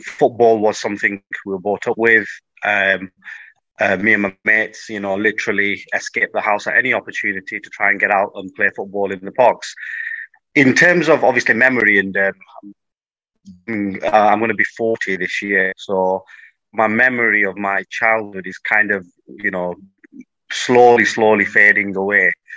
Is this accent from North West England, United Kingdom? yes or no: yes; Blackburn, North West England, United Kingdom; I was born in Blackburn, um, went to primary school in Blackburn